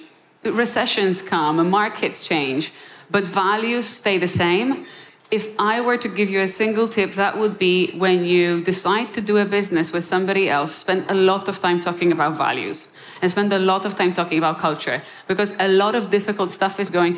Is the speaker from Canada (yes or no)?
no; Poland; moved away; also born or lived in Krakow, Poland; I'm born and raised in Poland